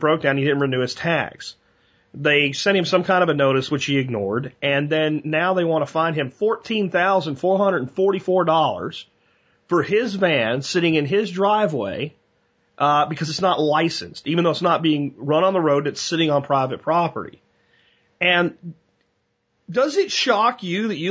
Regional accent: United States

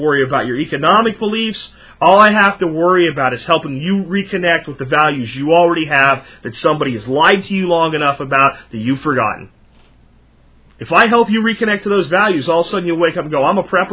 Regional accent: United States; I'm an American

